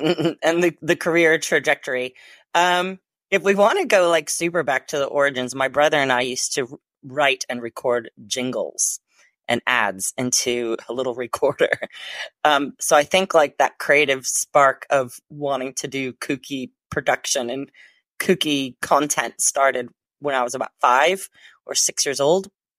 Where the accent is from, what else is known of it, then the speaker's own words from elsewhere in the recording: Chicago, Illinois, United States; now in London, United Kingdom; And if you think I sound a little bit weird in my accent, it's because I'm originally from the Chicago area and been living in London for 25 plus years with a Hungarian and Austrian heritage and a Northern Irish husband.